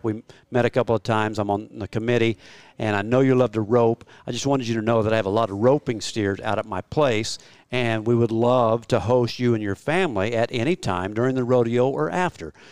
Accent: Oklahoma, United States; I'm a flatlander from Oklahoma

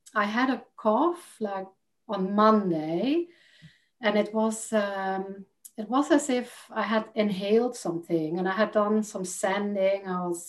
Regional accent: Netherlands; English is a second language; now in United Kingdom; And when I moved from Holland to the UK, I noticed that people didn't understand ….

